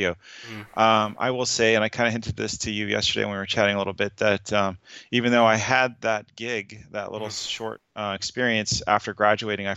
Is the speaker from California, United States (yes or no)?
yes; Northern California, United States; I started my humble beginnings where I grew up in Northern California